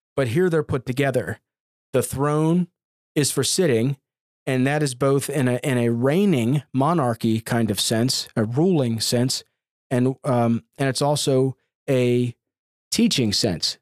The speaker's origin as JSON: {"language": "English", "country": "United States", "said": "as American Christians"}